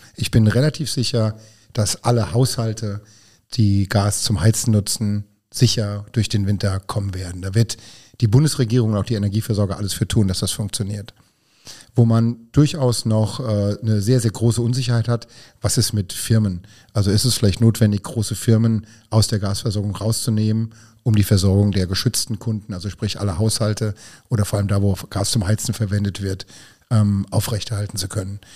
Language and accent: German; Hunsrück, Rhineland-Palatinate, Germany; now in Vallendar, Germany; ansonsten ein Kind der Region, denn ich stamme aus dem Hunsrück